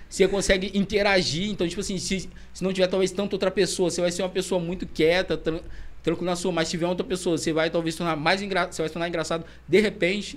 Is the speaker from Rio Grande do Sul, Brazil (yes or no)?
no; Itaperuna, Rio de Janeiro, Brazil; moved away as an adult; eu tinha voltado para Itaperuna